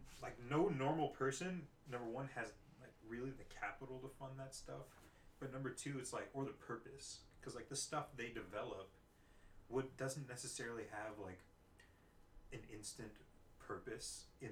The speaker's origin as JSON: {"language": "English", "region": "California", "country": "United States", "said": "Found out I was from California."}